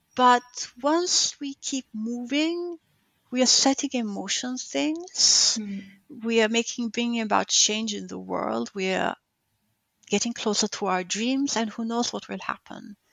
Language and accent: English; Gaeta, Lazio, Italy; moved away; also born or lived in northern Italy; my hometown, Gaeta, the South